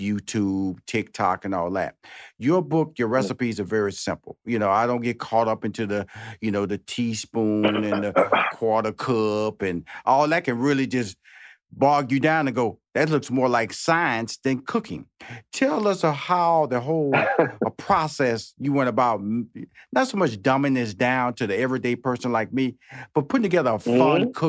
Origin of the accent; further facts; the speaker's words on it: Houston, Texas, United States; I'm from the South, everybody. You know that. Houston, Texas, born and bred in the inner city.